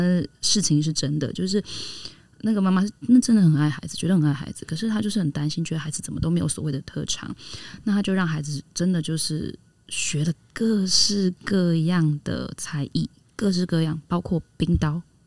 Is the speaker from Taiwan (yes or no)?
yes; Taiwan; 我们台湾的文化好了哈。我们在这里成长嘛